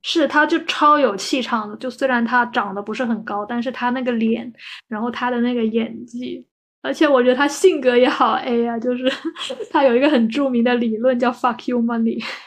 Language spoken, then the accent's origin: Chinese; Guangdong, China; 我们广东这边